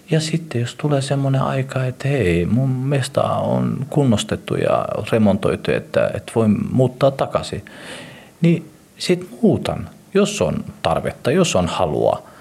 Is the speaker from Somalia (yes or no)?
yes; Somalia; now in Finland; Mä oon somalialainen mutta on somalialainen, joka elää Suomessa ja on suomalaistunut